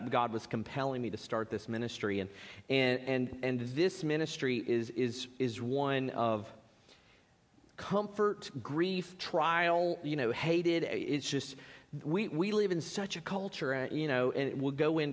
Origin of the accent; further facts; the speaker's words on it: Spartanburg, South Carolina, United States; I was raised in Baptist church, First Baptist Church, Spartanburg, dedicated as a baby, there every time the doors were open